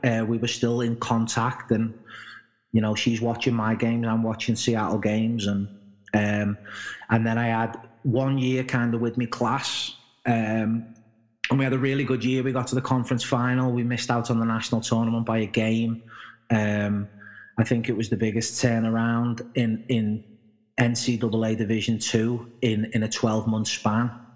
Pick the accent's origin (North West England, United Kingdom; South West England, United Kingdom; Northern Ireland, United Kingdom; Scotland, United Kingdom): North West England, United Kingdom; Liverpool; being brought up in Liverpool and probably England